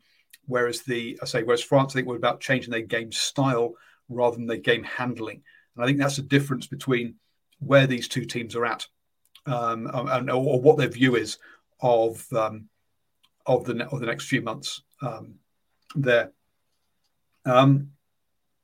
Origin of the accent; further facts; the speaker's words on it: England, United Kingdom; I'm English